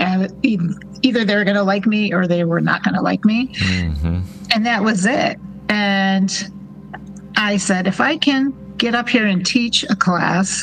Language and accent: English; Rochester, New York, United States; now in Phoenix, United States; my hometown of Rochester, New York